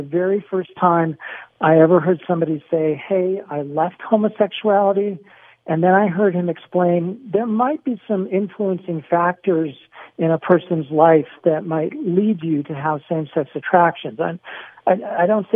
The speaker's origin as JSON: {"language": "English", "town": "San Diego", "region": "California", "country": "United States", "tie": "born or raised there", "said": "I grew up in San Diego, not far from where you are now."}